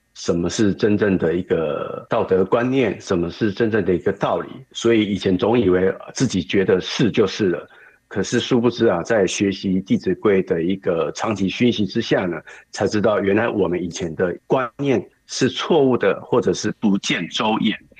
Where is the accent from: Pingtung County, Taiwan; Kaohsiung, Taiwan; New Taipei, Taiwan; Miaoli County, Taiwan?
Kaohsiung, Taiwan; 我是来自台湾高雄的